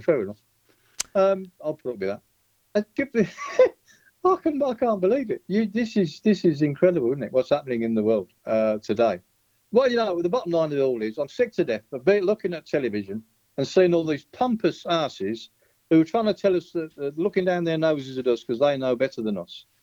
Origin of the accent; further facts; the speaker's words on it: Birmingham, West Midlands, United Kingdom; now in Spain; a boy from my hometown